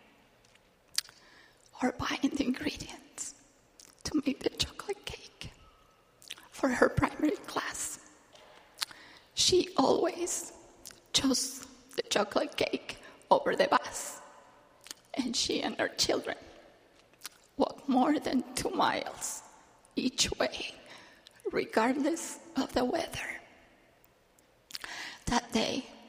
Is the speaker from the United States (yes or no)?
no; Argentina; Victoria was one of the primary teachers in my branch while I was growing up in Argentina